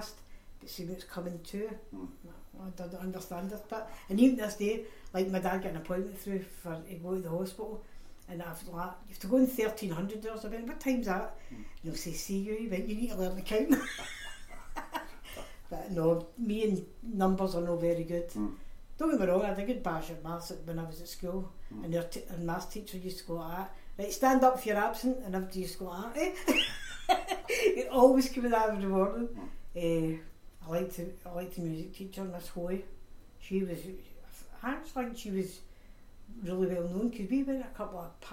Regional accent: Glasgow, Scotland, United Kingdom; My mum, myself, my brother, we came from Maryhill.

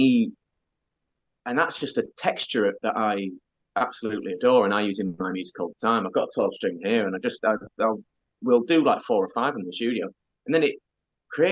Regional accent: Doncaster, Yorkshire and the Humber, United Kingdom; I was growing up in Doncaster

